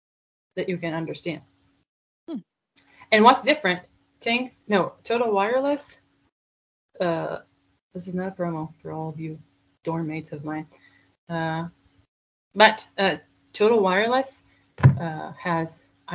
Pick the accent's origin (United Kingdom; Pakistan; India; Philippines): India; accent: Indian; English is a second language; because that's my Indian accent